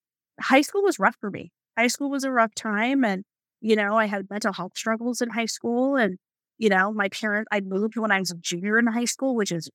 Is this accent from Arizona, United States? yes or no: yes; Arizona, United States; also born or lived in Chicago; I was born in Chicago. So I definitely claim Chicago as partial, you know, my partial home, and lived most of my life in Arizona.